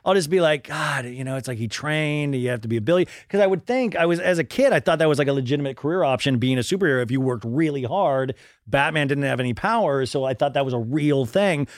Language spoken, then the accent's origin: English; Kansas, United States; I grew up in Kansas